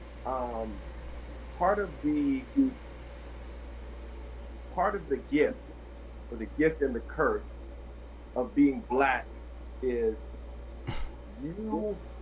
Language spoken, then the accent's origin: English; New York City, New York, United States; moved away as an adult; also born or lived in Jacksonville, North Carolina / Greensboro, North Carolina; I'm originally from New York City